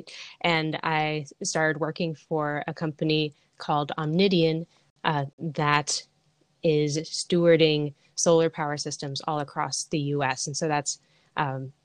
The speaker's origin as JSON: {"language": "English", "town": "Seattle", "region": "Washington", "country": "United States", "tie": "born or raised there", "said": "I grew up in Seattle, Washington"}